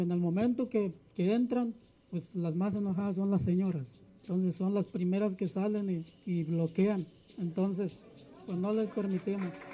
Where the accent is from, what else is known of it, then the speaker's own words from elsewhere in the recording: Santa María Ostula, Michoacán, Mexico; vengo de la comunidad de Santa María Ostula. Santa María Ostula está ubicada en la costa de Michoacán